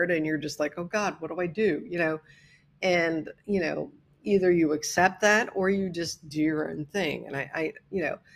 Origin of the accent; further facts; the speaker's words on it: Midwest, United States; And as a Midwesterner, it was so weird for me